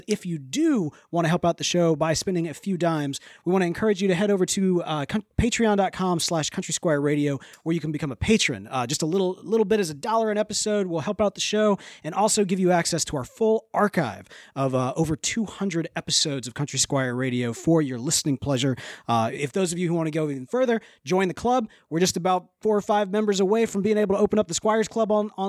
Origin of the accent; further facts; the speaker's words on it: the South, United States; accent: Southern; I've kind of crossed my Southern accent a couple different ways there in the midst of it.